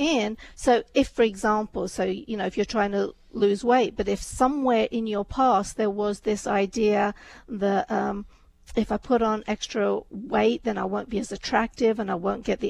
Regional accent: England, United Kingdom; also born or lived in India; I was born in India, but my family moved to England before I was 2.

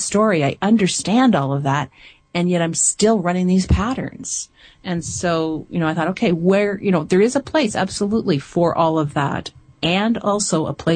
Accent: Canada; I'm from Canada

